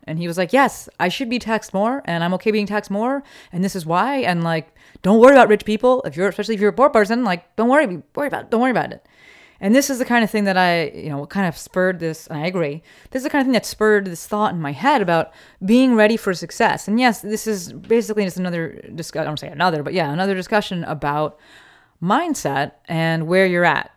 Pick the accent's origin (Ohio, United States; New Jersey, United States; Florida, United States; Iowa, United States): New Jersey, United States; Summit; now in Los Angeles, United States; I'm from Summit, New Jersey